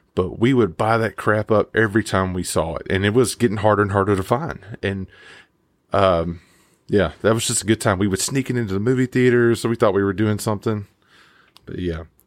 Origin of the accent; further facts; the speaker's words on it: Mississippi, United States; I grew up in Mississippi